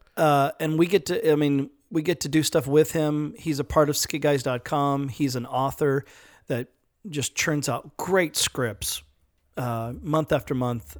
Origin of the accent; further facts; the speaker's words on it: Edmond, Oklahoma, United States; moved away; also born or lived in California; we grew up in Edmond, Oklahoma